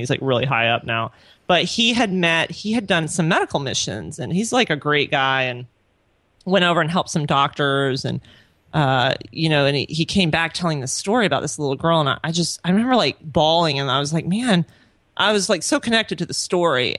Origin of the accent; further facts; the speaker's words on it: Orlando, Florida, United States; moved away as an adult; also born or lived in Pensacola / Honduras; now in Lakeland, United States; I'm originally from Orlando. I was born and raised there.